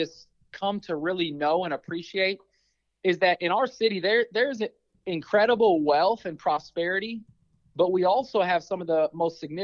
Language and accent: English; Omaha, Nebraska, United States; growing up in North Omaha